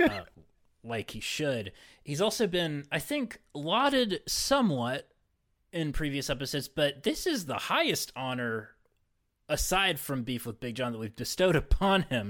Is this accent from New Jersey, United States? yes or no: no; West Virginia, United States; I was from West Virginia